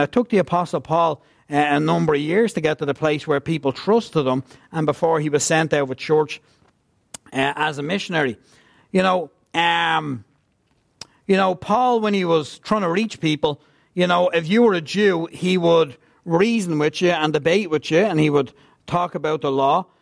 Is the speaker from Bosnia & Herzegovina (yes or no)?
no; Ireland; also born or lived in Scotland